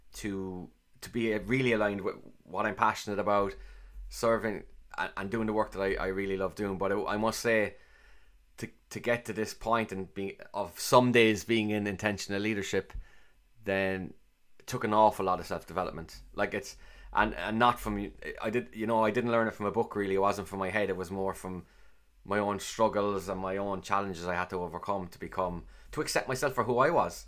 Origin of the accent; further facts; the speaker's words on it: Cork, Munster, Ireland; accent: Cork; I sound like I'm from Cork, clearly. And for me, growing up as a young kid, I, I sounded like everyone else